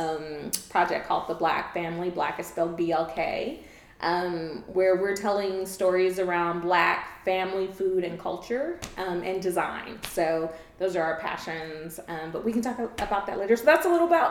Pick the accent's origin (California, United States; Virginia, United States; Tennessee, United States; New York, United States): California, United States; Los Angeles; moved away as an adult; now in Atlanta, United States; I'm originally from Los Angeles, California. I was born and raised in LA, but have been in Atlanta off and on since 2006